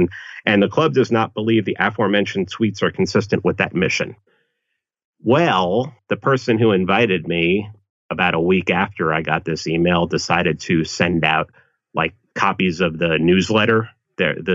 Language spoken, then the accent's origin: English; New York City, New York, United States; growing up in the Bronx